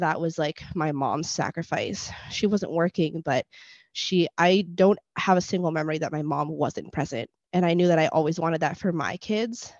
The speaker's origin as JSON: {"language": "English", "country": "Puerto Rico", "tie": "born or raised there", "first_language": "Spanish", "second_language": "English", "said": "I was born in Puerto Rico"}